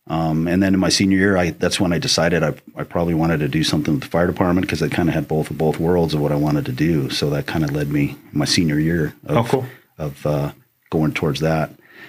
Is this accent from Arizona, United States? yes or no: yes; Phoenix, Arizona, United States; I grew up in West Phoenix, 35th Avenue, Glendale. I was born and raised in Phoenix, so I'm a native here.